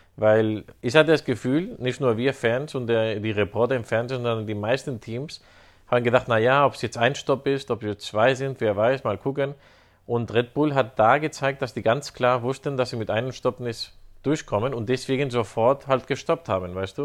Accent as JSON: {"language": "German", "country": "Spain", "said": "als Spanier"}